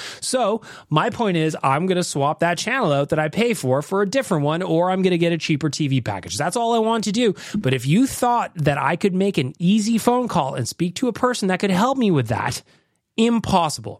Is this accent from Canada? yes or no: yes; Canada; also born or lived in Australia; I'm actually in Australia, but I'm from Canada